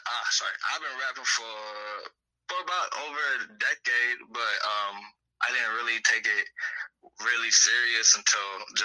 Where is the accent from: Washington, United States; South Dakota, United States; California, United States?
Washington, United States; Seattle; I'm from Seattle, Washington, man. I'm out here on the Northwest.